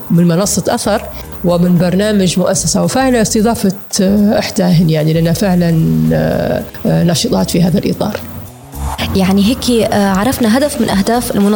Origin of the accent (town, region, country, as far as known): Libya